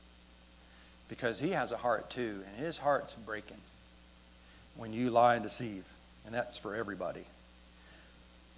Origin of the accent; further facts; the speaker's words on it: United States; I'm from America